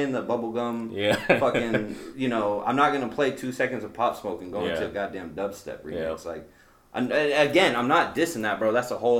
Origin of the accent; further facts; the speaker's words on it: the South, United States; now in Des Moines, United States; Being from the South, bro, like, I don't get Domino's, I don't get Pizza Hut, like, I'm from the South, like, I got all these spots to get pizza from.